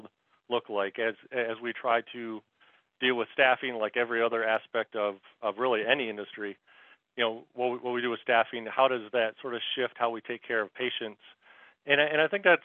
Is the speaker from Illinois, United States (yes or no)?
no; Michigan, United States; moved away as an adult; also born or lived in Charlotte, North Carolina; now in Marietta, United States; I was born and raised in Michigan